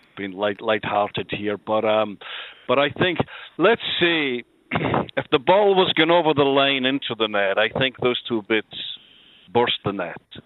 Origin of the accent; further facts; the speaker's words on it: Glasgow, Scotland, United Kingdom; I moved from the Gorbals in Glasgow, the infamous Gorbals, up to uh, it was a, then a, they were still building it, uh, the south side of Glasgow, a housing estate called Tory Glen